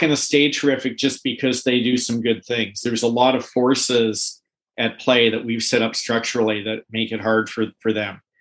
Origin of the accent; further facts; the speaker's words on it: Canada; in Canada as a Canadian